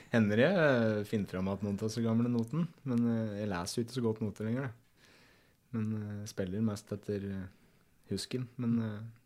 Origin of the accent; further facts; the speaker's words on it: Eina, Innlandet, Norway; jeg vokste jo opp på